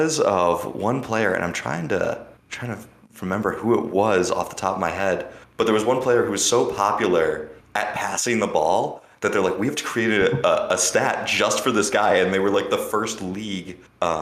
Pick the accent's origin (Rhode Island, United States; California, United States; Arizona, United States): California, United States; Los Angeles; now in Michigan, United States; I'm originally from Los Angeles, and I had moved to Michigan in 2003.